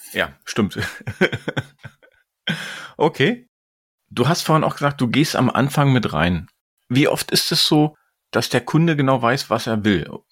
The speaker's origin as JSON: {"language": "German", "region": "Berlin", "country": "Germany", "said": "ich bin Berliner, ich bleib Berliner"}